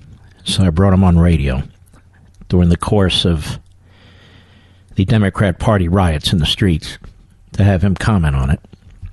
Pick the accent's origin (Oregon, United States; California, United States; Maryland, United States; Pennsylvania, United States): Pennsylvania, United States; Philadelphia; I'm a Philadelphian myself.